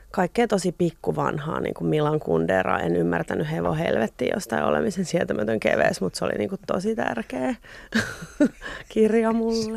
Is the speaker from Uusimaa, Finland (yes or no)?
yes; Espoo, Uusimaa, Finland; Mä olen syntynyt Espoossa, Pohjois-Espoossa.